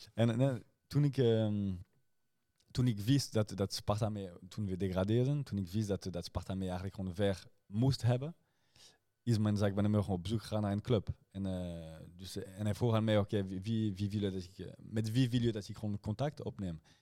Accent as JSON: {"language": "Dutch", "town": "Rotterdam", "region": "South Holland", "country": "Netherlands", "said": "ik ben ook eigenlijk een Rotterdammer"}